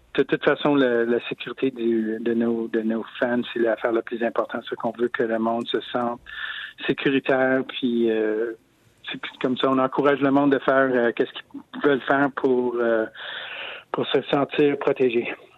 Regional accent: Montreal, Quebec, Canada; je viens de Montréal

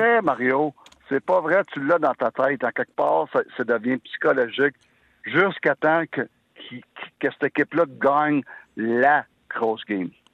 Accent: Sherbrooke, Quebec, Canada; je viens de Sherbrooke

